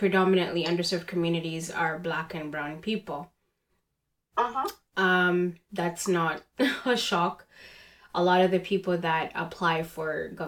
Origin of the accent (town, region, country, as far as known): Uganda; born or raised there; moved away as an adult; now in Canada